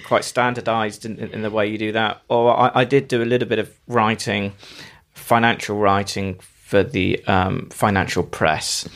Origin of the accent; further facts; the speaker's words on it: Bristol, South West England, United Kingdom; I'm from North Somerset, uh, Bristol originally